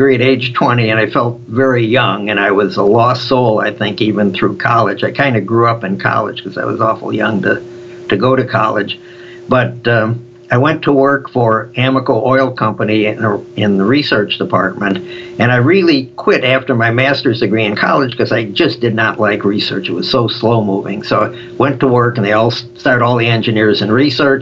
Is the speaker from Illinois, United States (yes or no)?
yes; Chicago, Illinois, United States; Growing up in Chicago on the South Side where I came from